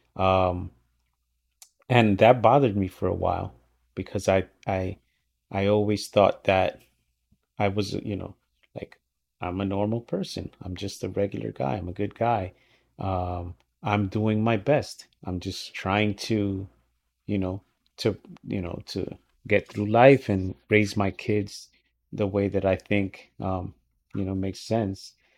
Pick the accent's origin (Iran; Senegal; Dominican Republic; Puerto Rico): Dominican Republic; moved away; I was born in the Dominican, right? I was raised by my parents that don't speak English.